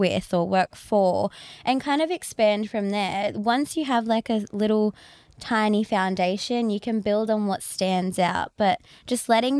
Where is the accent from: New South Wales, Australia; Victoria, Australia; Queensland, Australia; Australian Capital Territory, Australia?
New South Wales, Australia; Shellharbour; I'm from Shell Harbour. So I've always worked in Sydney